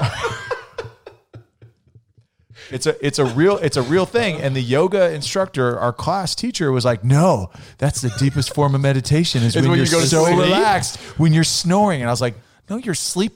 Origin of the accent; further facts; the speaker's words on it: Vacaville, California, United States; moved away; also born or lived in Clovis; I'm from California